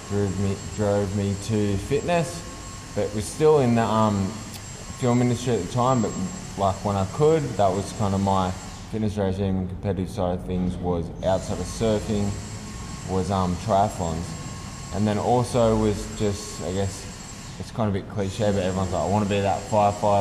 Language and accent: English; Central Coast, New South Wales, Australia; also born or lived in England; growing up on the Central Coast